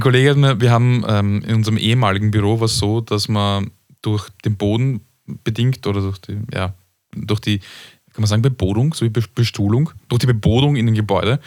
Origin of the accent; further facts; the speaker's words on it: Austria; als Österreicher